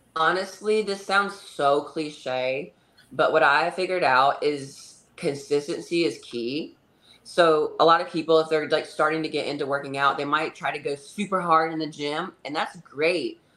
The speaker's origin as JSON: {"language": "English", "region": "North Carolina", "country": "United States", "tie": "born or raised there", "also_born_or_lived": "California / Texas / Florida / Tennessee", "moved": "yes", "lives_now": "Hendersonville, United States", "said": "I'm from North Carolina originally"}